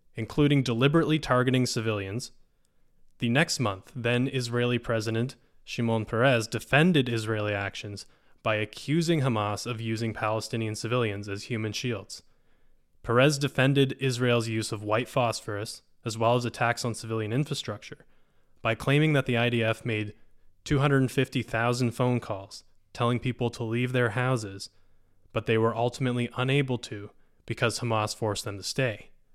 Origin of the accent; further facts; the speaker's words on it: Canada; As a Canadian